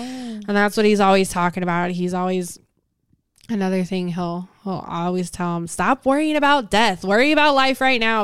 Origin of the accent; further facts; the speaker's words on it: Las Vegas, Nevada, United States; moved away as an adult; now in Houston, United States; I'm from Las Vegas